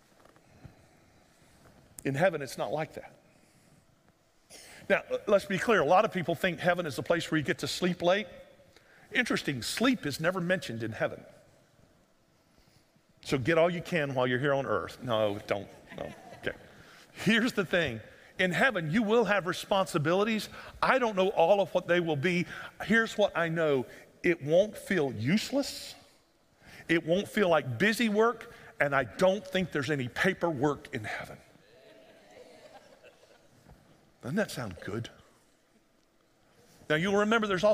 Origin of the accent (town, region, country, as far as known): United States